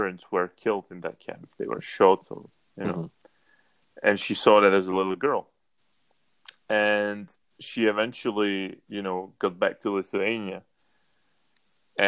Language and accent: English; Czechia; I'm from Czech Republic. We are the most atheist country in Europe